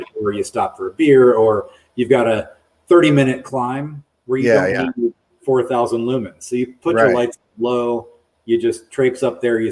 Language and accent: English; Raleigh, North Carolina, United States; moved away; I grew up in Raleigh, North Carolina, in the Piedmont of the state